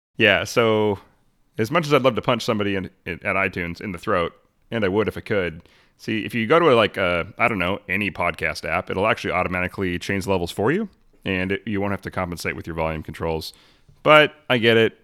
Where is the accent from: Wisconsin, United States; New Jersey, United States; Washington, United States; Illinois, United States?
Washington, United States; Arlington; I grew up in Arlington.